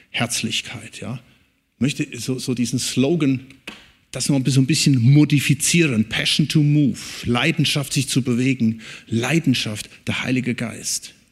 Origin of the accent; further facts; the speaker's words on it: North Rhine-Westphalia, Germany; Und wo ich herkomme, da oben im Siegerland, da ist auch einer.